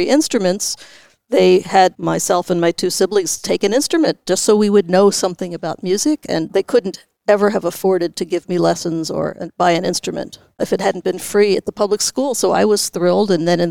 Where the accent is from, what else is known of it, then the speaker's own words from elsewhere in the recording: Philadelphia, Pennsylvania, United States; also born or lived in Santa Rosa, California / New York; now in San Francisco, United States; Actually, I was born in Santa Rosa, but when I was about four, my family moved to Philadelphia, where both of my parents had been from, and that's where I started the cello in public school in Philadelphia.